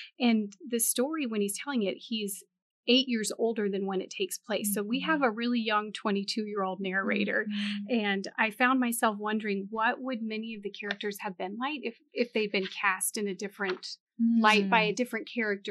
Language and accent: English; Montana, United States; now in Southern US; I was not raised a Southern girl. So I was born in Montana.